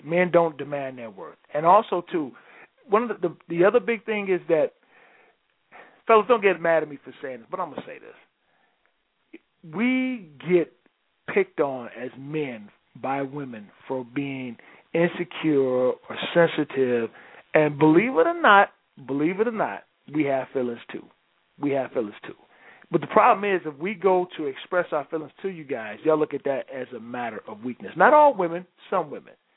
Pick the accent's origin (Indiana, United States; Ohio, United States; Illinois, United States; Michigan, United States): Michigan, United States; Detroit; I'm from Detroit